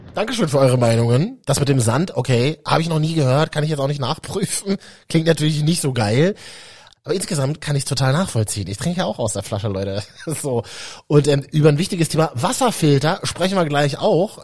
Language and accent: German; Berlin, Germany; moved away; also born or lived in Central Germany (Leipzig, Halle); Ich bin ja ähm, Berliner Leitungswasserkind